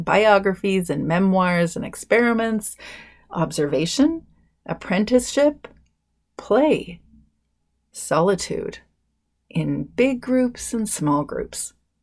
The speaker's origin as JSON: {"language": "English", "region": "British Columbia", "country": "Canada", "said": "I'm Canadian. I'm from beautiful British Columbia."}